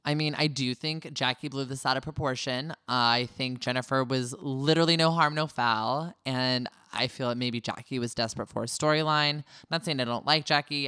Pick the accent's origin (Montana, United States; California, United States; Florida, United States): California, United States; I'm a California boy all the way